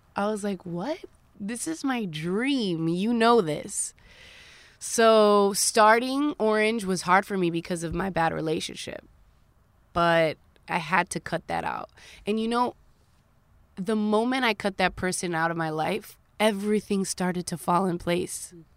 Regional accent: Dominican Republic; born or raised there; also born or lived in Queens, New York, United States; now in United States

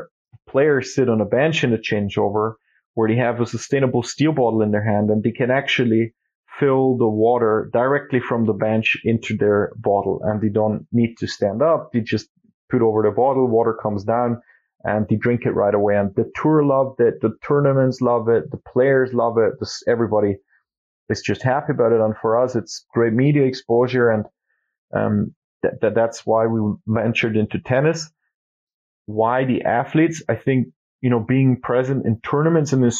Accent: Austria; we're from Austria and Europe, and the skiing is a big thing here

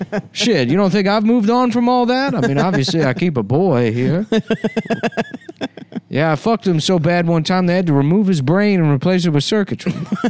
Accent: New York City, New York, United States; Yeah, I'm from the Bronx.

